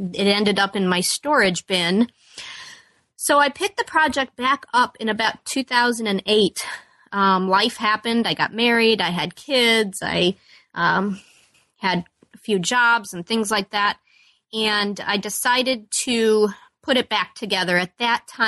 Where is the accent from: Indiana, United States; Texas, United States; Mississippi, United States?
Indiana, United States; Chesterton; also born or lived in Peoria, Illinois / Chicago, Illinois; I grew up in Chesterton, Indiana, and I still live in Chesterton, Indiana.